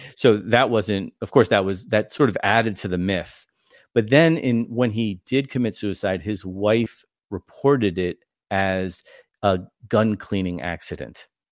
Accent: New York, United States; now in Indiana, United States; I'm from New York

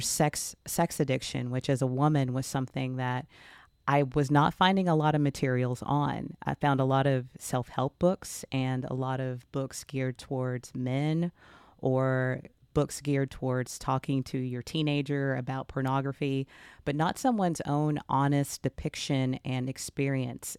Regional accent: Texas, United States; I am from the South, I'm from Texas, and I was baptized at the age of eleven, as many children in this area are

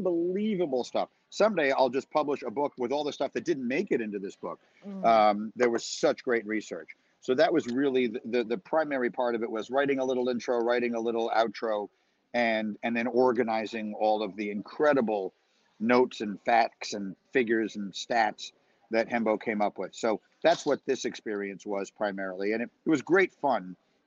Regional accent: New York City, New York, United States; I grew up in New York City

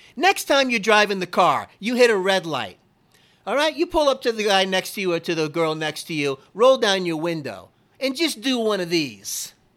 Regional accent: Kendall, Florida, United States; We lived kitty corner to where I was born in Kendall, right right diagonal, you could hit it with a rock, Baptist Hospital

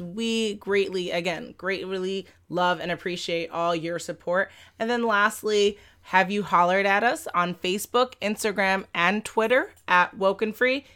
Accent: New York City, New York, United States; I grew up in Manhattan, Lower East Side of Manhattan

